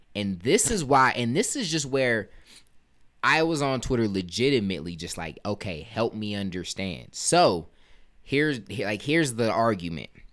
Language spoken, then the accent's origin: English; United States; showing my pride as an American